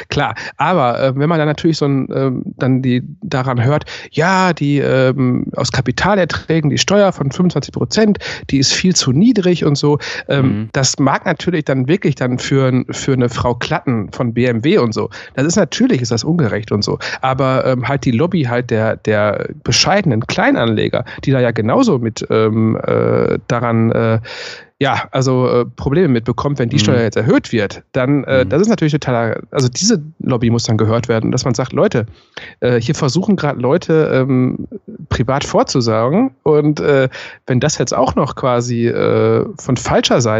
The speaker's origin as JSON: {"language": "German", "area": "Ruhr area", "region": "North Rhine-Westphalia", "country": "Germany", "tie": "born or raised there", "said": "biografisch lebe ich mein ganzes Leben lang im Ruhrpott"}